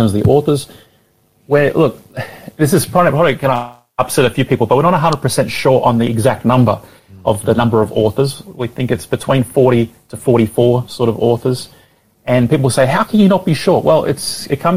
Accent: Brisbane, Queensland, Australia; now in Melbourne, Australia; I'm originally from Brisbane, so I've got lots of family here still

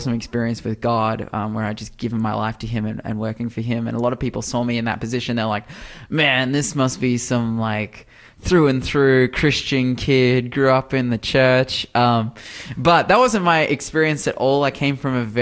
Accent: Newcastle, New South Wales, Australia; I'm actually from the Newcastle area. I'm really fortunate to be from here. I love Newcastle.

